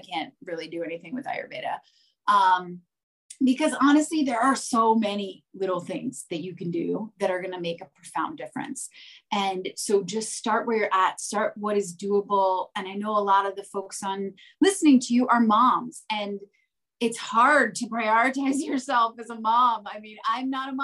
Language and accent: English; New Jersey, United States; I grew up in New Jersey, in the suburbs, and I went to Rutgers